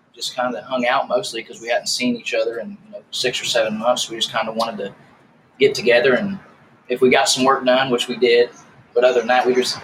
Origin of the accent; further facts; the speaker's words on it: Greensburg, Indiana, United States; moved away as an adult; Yeah, man, I grew up in a small town called Greensburg, Indiana. Well, it was about 15 miles south is where I grew up, but that's the biggest city, the biggest town closest to where I was raised.